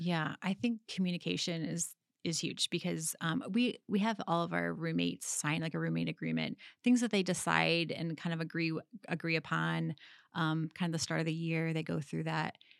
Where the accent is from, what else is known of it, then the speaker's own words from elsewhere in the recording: Michigan, United States; being from, like, live, growing, growing up in Michigan